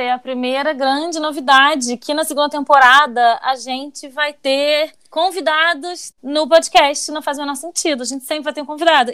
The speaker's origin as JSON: {"language": "Portuguese", "region": "Rio de Janeiro", "country": "Brazil", "said": "Eu nunca saí do Rio de Janeiro"}